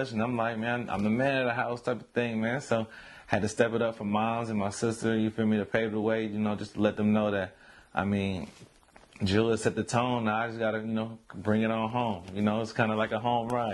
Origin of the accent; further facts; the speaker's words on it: San Francisco, California, United States; I come from San Francisco, California, you know, the slums of HP